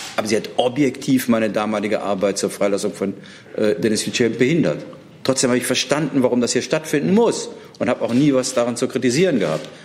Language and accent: German; Germany; das sage ich als Deutscher